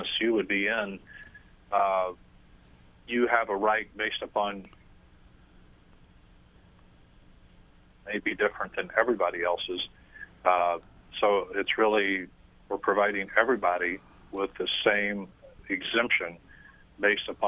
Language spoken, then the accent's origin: English; Missouri, United States; now in Northeast Indiana, United States; I grew up in Missouri